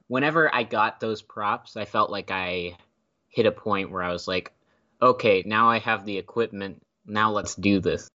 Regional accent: Temple, Texas, United States; moved away as an adult; now in Philadelphia, United States; I grew up in Temple, which is about an hour outside of Austin

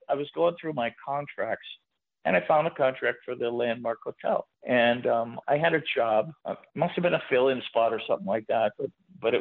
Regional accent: Ohio, United States; moved away; I'm from Ohio.

